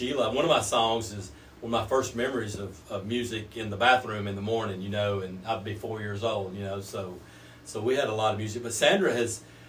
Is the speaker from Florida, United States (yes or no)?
no; Albertville, Alabama, United States; moved away as an adult; also born or lived in North Carolina; now in Georgia, United States; We grew up here in Albertville